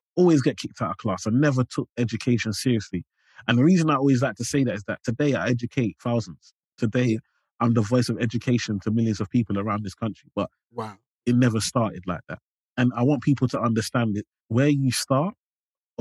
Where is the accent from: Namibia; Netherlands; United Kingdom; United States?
United Kingdom; London; I grew up in Limehouse.